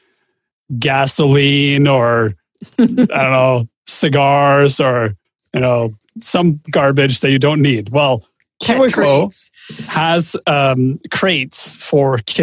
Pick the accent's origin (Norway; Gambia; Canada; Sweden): Norway; I come from Norway.